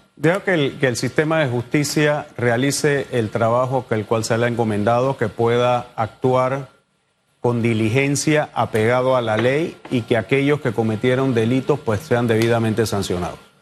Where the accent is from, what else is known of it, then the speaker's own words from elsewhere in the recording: Panama; todos somos panameños